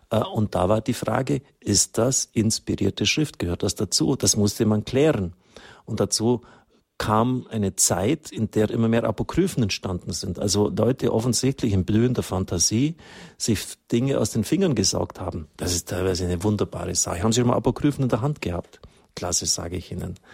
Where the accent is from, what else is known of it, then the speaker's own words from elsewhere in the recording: England, United Kingdom; born there; ich bin selber gebürtig in England